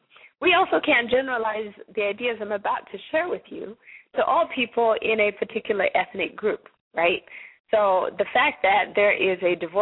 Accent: Zimbabwe; now in United States; I myself am not originally from the United States. I'm from Zimbabwe.

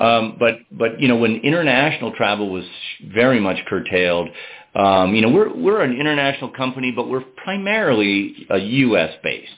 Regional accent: Albany, New York, United States; moved away as an adult; also born or lived in Boston, Massachusetts / overseas (Switzerland); now in Waitsfield, United States; I grew up in the Northeast in Albany, New York

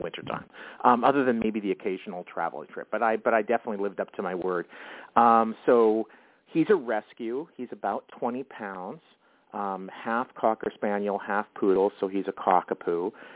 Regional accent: Winnipeg, Manitoba, Canada; now in Minneapolis, United States; I grew up in Canada, in in uh, in Winnipeg, which is right dead center uh, in the country.

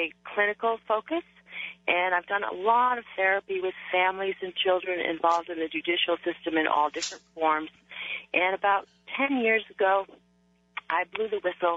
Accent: Germany; moved away; I was born in Germany. I'm a Baroness

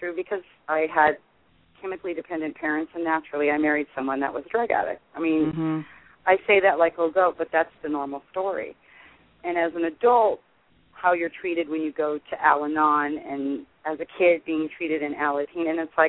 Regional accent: Los Angeles, California, United States; also born or lived in Sherman Oaks; I was San Fernando Valley. Mm-hmm. And my father went to a couple of regular meetings, but when I was little, it was the west side of the Valley, and then as a teenager, I grew up in Sherman Oaks.

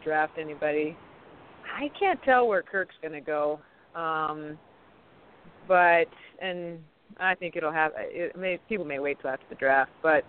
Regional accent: Arizona, United States; I'm from Arizona

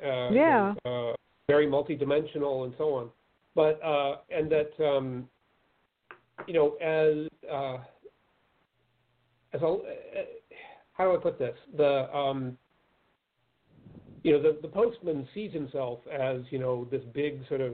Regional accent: Pennsylvania, United States; Pennsylvania, my home state

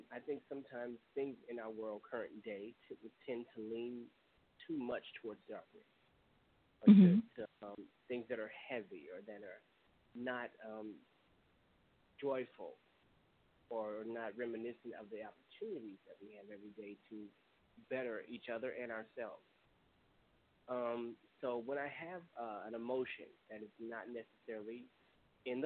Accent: Baton Rouge, Louisiana, United States; moved away as an adult; now in Atlanta, United States; originally from the capital city, Baton Rouge, Louisiana. It's my hometown for most of my life.

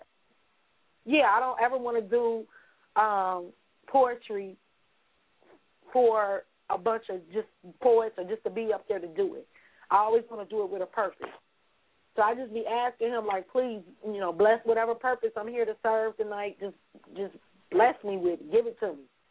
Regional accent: Cincinnati, Ohio, United States; born and raised right here in Cincinnati, Ohio

